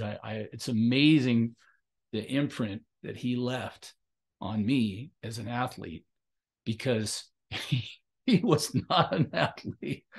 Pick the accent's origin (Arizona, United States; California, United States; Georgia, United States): California, United States; Long Beach; I grew up in Long Beach, California, and they both went to Milliken like I did